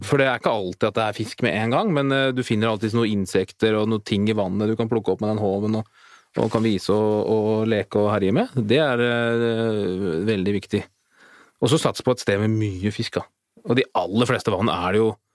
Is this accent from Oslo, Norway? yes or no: no; Asker, Akershus, Norway; vi er fra Asker opprinnelig, og vokste opp med en sånn liten eh, elv i hagen.